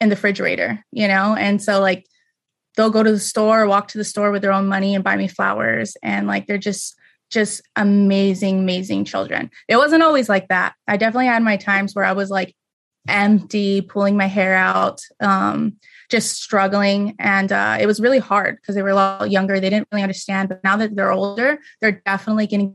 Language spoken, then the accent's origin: English; Las Vegas, Nevada, United States; moved away as an adult; I was born and raised in Vegas